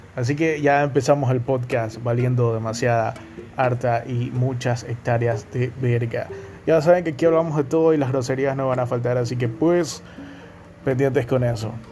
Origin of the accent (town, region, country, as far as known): Guayaquil, Guayas, Ecuador; accent: Guayaquil coastal accent